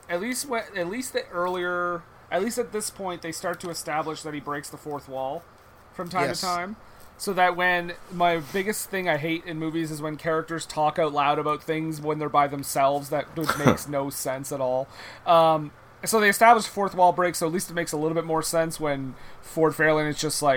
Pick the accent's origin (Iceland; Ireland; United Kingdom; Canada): Canada; New Brunswick